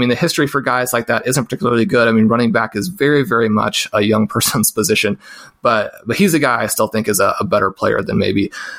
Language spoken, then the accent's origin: English; Kansas City, Missouri, United States; I grew up in Kansas City